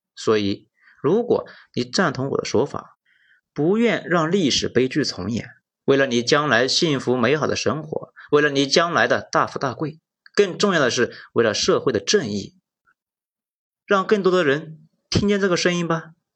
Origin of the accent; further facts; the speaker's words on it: Lanzhou, Gansu, China; accent: Hunan; also born or lived in Hunan; 我小时候住在南州的国营二次爱厂，是生产轰炸机驾驶仪的。在当时非常偏僻的安宁区，那周围呢全是农田